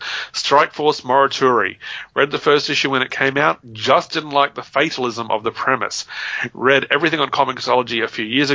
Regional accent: Papua New Guinea; I got kind of used to black and white comics growing up in Papua New Guinea

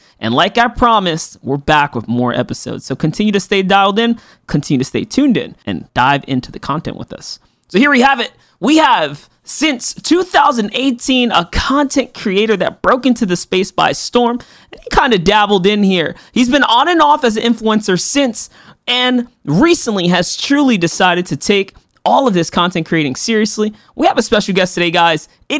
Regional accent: New York City, New York, United States; also born or lived in Florida; now in Texas, United States; I'm born and raised in New York City, moved down to Florida for a little bit. Now I'm in Texas.

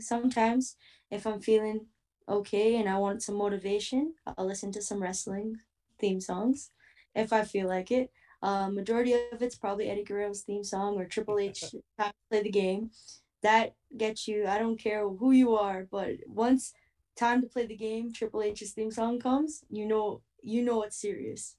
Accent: Toronto, Ontario, Canada; moved away; Hopefully in my hometown

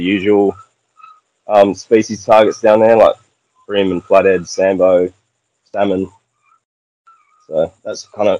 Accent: Exmouth, Western Australia, Australia; also born or lived in Bunbury, Western Australia; I wasn't born here, but definitely grew up here. Yeah, I've been here for about 20 years now.

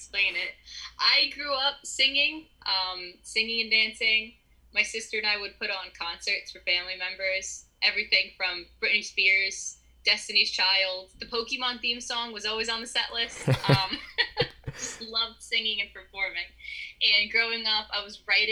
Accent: East Coast, United States; I'm from the East Coast. I've always been from the East Coast

